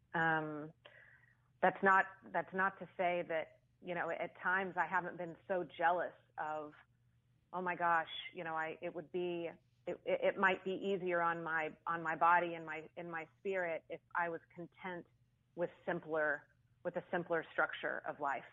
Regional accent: Austin, Texas, United States; I was born and raised in Austin

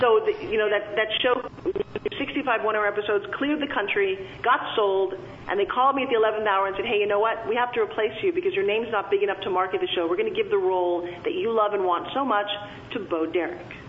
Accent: Long Island, New York, United States; I grew, grew up talking like this because I'm from Long Island, New York

